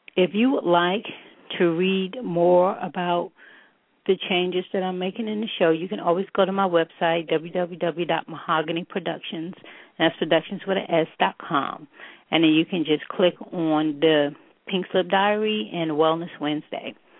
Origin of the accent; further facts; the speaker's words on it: New York City, New York, United States; a native New Yorker